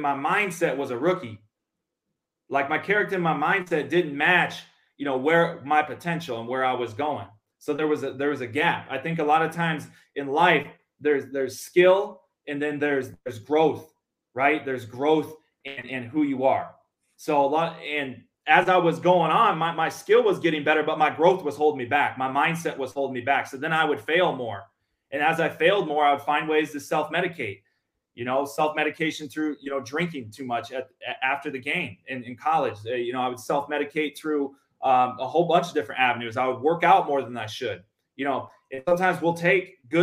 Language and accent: English; Minnesota, United States; moved away as an adult; now in Mesa, Arizona, United States; growing up in Minnesota